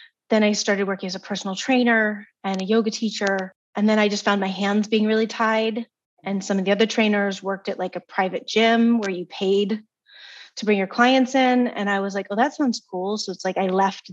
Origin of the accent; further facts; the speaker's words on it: East Coast, United States; moved away; also born or lived in California; I was from the East Coast.